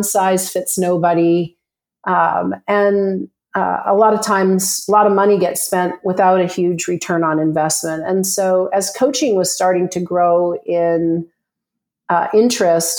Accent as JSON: {"language": "English", "country": "Canada", "moved": "as an adult", "lives_now": "Scottsdale, United States", "said": "I'm a Canadian who moved to Scottsdale, Arizona with my husband to get away from the cold."}